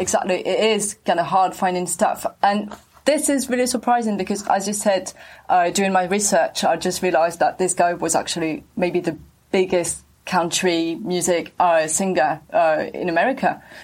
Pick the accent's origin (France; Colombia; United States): France